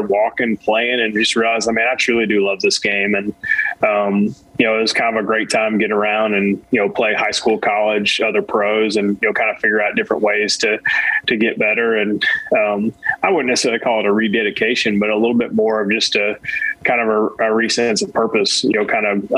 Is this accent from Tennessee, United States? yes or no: yes; East Tennessee, United States; also born or lived in New England / Arizona; this East Tennessee is where I grew up.